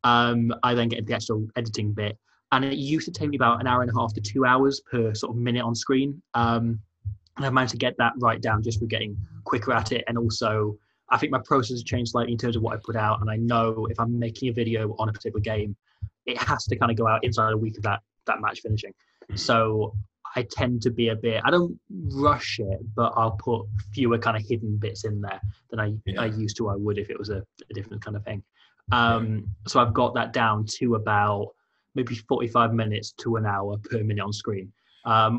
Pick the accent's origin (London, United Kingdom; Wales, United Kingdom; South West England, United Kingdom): Wales, United Kingdom; Welsh; Being Welsh